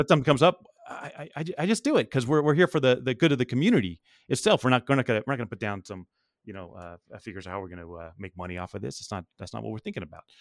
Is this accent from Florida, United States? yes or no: no; Las Vegas, Nevada, United States; I'm from Vegas